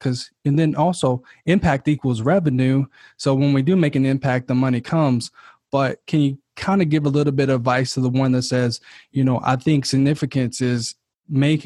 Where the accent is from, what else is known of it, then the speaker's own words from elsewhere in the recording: Kentucky, United States; moved away as an adult; now in California, United States; I'm originally from Kentucky, but moved to California last year